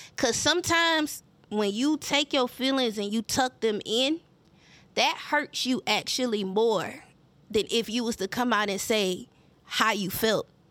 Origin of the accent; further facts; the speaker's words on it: Mullins, South Carolina, United States; accent: country; I sound like I'm from Mullins